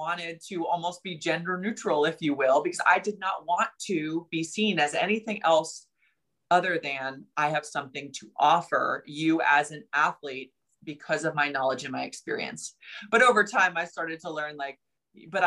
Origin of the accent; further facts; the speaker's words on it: New Jersey, United States; I'm from New Jersey. I grew up with a mouth a little bit